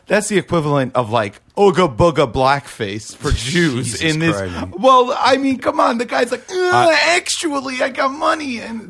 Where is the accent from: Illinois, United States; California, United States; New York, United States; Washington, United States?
New York, United States; New York City; I'm from New York and my dad was like an NYPD cop and I was born in the Bronx.